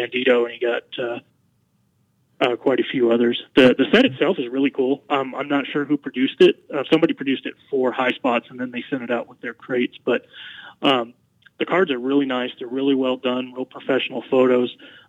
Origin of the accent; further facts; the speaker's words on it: Colorado Springs, Colorado, United States; I actually grew up in Colorado Springs.